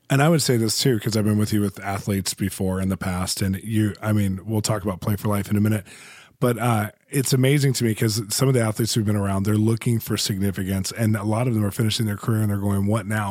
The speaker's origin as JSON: {"language": "English", "country": "United States", "said": "I'm from America"}